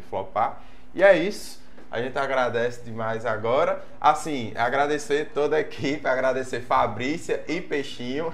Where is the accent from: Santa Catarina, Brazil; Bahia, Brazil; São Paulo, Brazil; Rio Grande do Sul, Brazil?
Bahia, Brazil; Juazeiro; eu sou filho da terra, sou, sou de Juazeiro